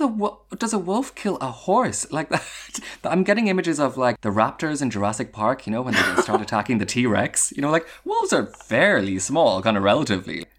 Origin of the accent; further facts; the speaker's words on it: Ireland; a bit of my heritage as an Irish citizen